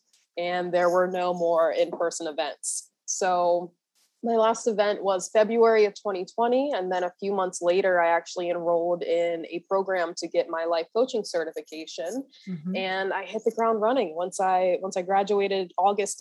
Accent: Maryland, United States; I was born and raised in Maryland.

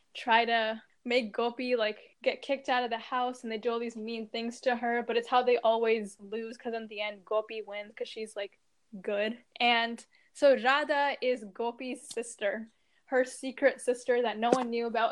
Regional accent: India; we're both Indian

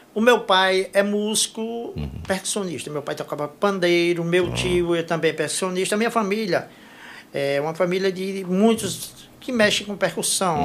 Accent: Jaguaretama, Ceará, Brazil; moved away as an adult; also born or lived in Limoeiro do Norte; now in Fortaleza, Brazil; A, a minha região, a região da Jaguaretama, não... Assim, na minha época, eu cheguei, eu saí de Jaguaretama em 86

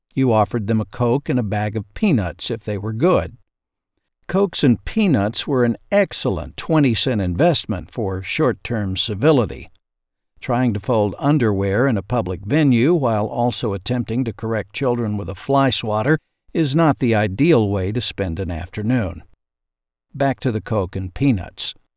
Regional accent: southwest Arkansas, United States; The laundromat in my hometown

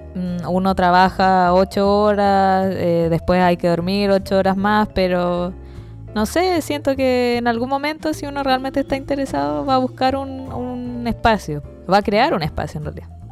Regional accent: Chile; como buen chileno

